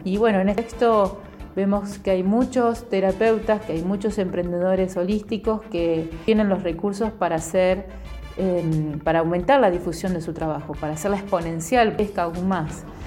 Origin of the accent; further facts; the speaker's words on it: Santa Fe, Argentina; soy de acá, de Santa Fe